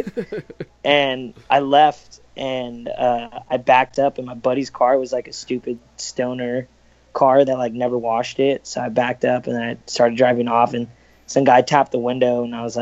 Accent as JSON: {"language": "English", "town": "Los Angeles", "region": "California", "country": "United States", "said": "I'm from California, like Los Angeles, Orange County area."}